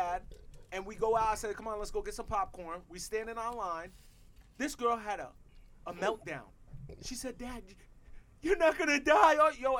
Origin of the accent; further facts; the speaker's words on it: Jamaica; I had to work. I'm Jamaican. I don't believe in that shit.